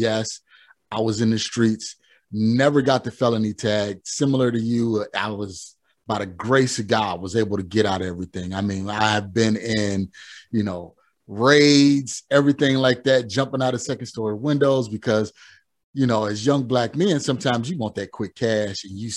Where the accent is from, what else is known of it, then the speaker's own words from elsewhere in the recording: Chicago, Illinois, United States; I'm from Chicago.